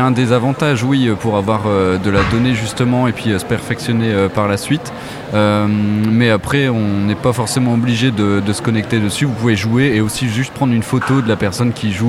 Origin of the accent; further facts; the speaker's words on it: England, United Kingdom; French is a second language; je suis anglais.